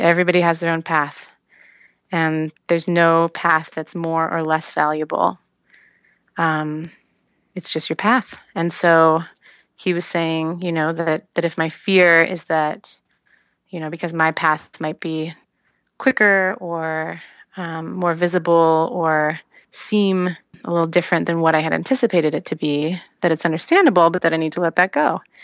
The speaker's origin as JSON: {"language": "English", "town": "Seattle", "region": "Washington", "country": "United States", "tie": "born or raised there", "moved": "as an adult", "lives_now": "Los Angeles, United States", "said": "I grew up in Seattle, and that's on the West Coast"}